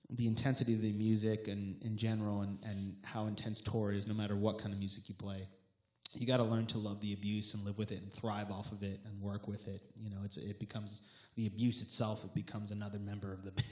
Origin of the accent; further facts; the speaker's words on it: Long Island, New York, United States; we're from Long Island